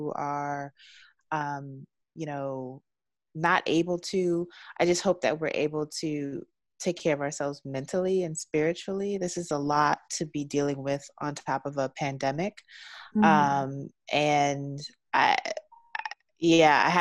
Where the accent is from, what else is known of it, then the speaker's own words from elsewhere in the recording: Baltimore, Maryland, United States; also born or lived in Washington, D.C.; now in Los Angeles, United States; I'm from Baltimore.